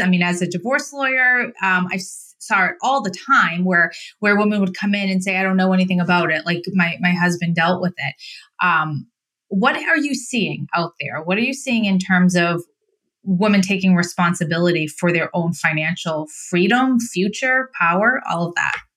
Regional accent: Idaho, United States; moved away; also born or lived in Massachusetts; I grew up in Idaho

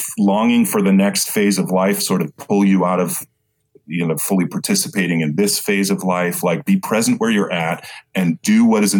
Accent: Boston, Massachusetts, United States; I grew up in Boston

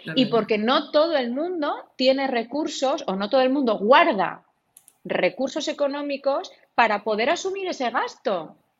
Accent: Gipuzkoa, Basque Country, Spain; en mi pueblo, como para no verlo eh, a nivel guipuzcoano y como para no verlo a nivel del País Vasco, que ya sabemos cómo somos todos

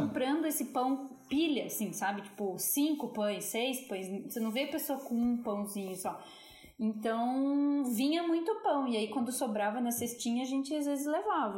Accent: Brazil; a gente é brasileiro

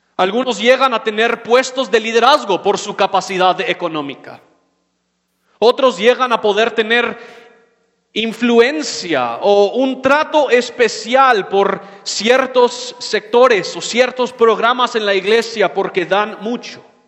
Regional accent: United States; moved away; soy gringo

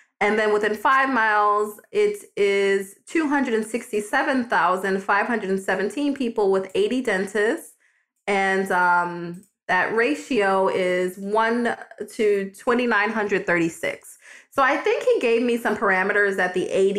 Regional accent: New York, United States; now in Florida, United States; I'm from New York

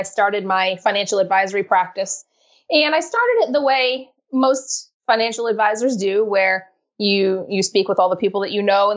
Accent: Rhode Island, United States; I'm from Rhode Island up here in New England, the smallest state in the union.

